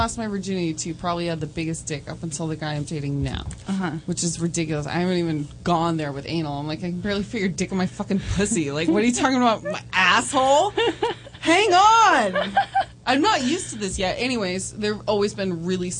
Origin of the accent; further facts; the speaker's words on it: United States; I'm just American